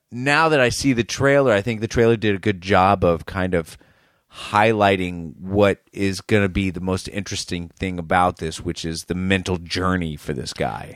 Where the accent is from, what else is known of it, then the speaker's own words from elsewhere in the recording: Boston, Massachusetts, United States; an American, especially someone from Boston